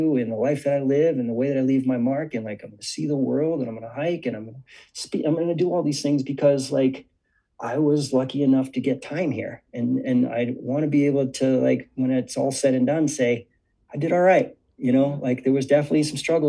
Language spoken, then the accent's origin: English; Cambridge, Massachusetts, United States; growing up in Cambridge, Boston area